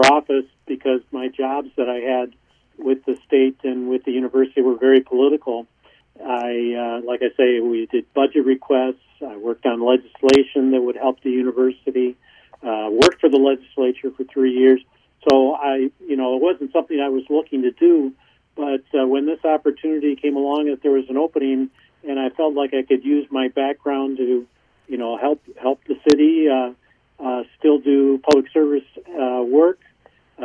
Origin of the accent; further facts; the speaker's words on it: Milwaukee, Wisconsin, United States; also born or lived in Champaign-Urbana, Illinois / Madison, Wisconsin; I grew up in Milwaukee.